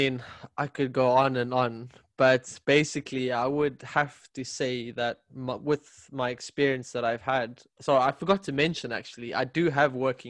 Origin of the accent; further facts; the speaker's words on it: South Africa; moved away as an adult; now in Sweden; by the way. I'm from South Africa originally.